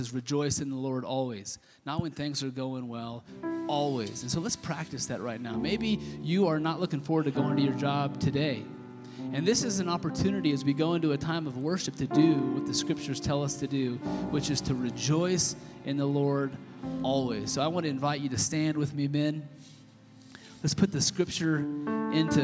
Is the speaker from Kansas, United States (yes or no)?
yes; Kansas, United States; I grew up in Kansas